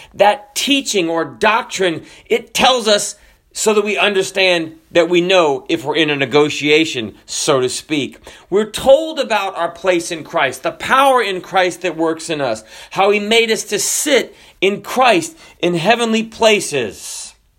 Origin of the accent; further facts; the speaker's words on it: Florida, United States; also born or lived in Washington State; I'm from Florida